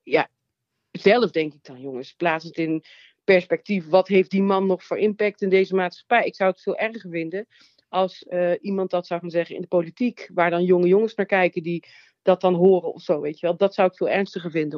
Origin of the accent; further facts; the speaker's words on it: Nuland, North Brabant, Netherlands; Ik kom uit het Nuland, uit een klein dorp